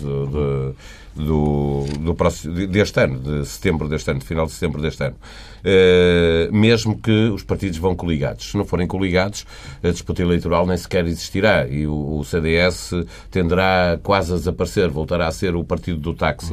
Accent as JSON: {"language": "Portuguese", "country": "Portugal", "said": "eu eh, sendo português, gostava de viver na Suécia"}